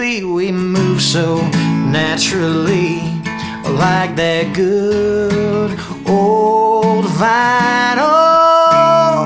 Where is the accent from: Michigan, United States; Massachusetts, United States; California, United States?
Michigan, United States; moved away as an adult; now in Nashville, United States; I'm from Michigan. I moved to Nashville about 2 years ago